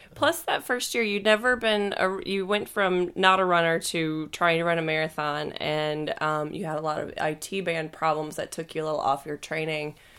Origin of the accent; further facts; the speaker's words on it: the South, United States; moved away; I'm from the South